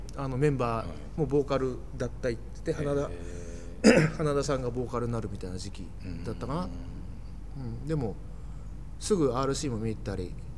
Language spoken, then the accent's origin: Japanese; Kochi, Japan; moved away as an adult; now in Tokyo, Japan; 高知から東京に来て